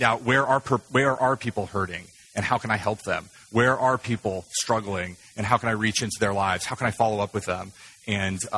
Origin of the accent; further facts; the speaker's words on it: United States; I, as an American